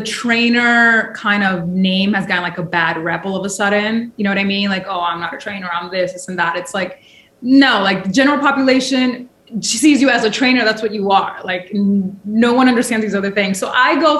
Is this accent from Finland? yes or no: no; New York City, New York, United States; I'm born and raised in New York. And like, I think you've heard this, like, I was raised in the projects of New York City